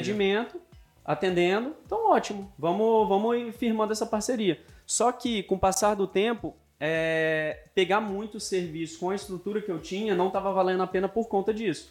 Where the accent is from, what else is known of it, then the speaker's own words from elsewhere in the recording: Vila Velha, Espírito Santo, Brazil; Eu sou de Vila Velha, Espírito Santo